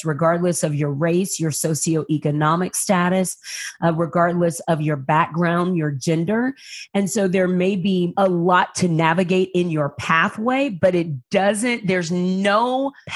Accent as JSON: {"language": "English", "town": "San Antonio", "region": "Texas", "country": "United States", "tie": "born or raised there", "said": "I grew up in San Antonio, Texas. I was moved by my family when I was 6 weeks old"}